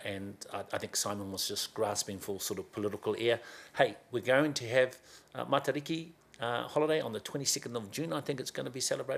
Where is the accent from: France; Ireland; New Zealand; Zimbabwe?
New Zealand; now in Auckland, New Zealand; where I was brought up in Kawarau